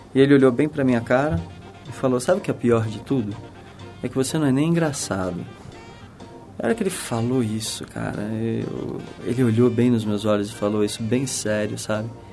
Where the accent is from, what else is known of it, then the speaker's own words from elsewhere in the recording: Brazil; moved away as an adult; also born or lived in New York; Eu saí do Brasil